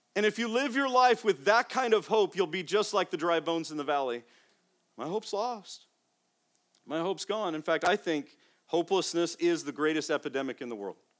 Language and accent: English; Las Vegas, Nevada, United States; moved away as an adult; also born or lived in Phoenix, Arizona / Florida; I grew up first in Las Vegas, the first eighteen years, and then in Phoenix, where I went to college, in Arizona.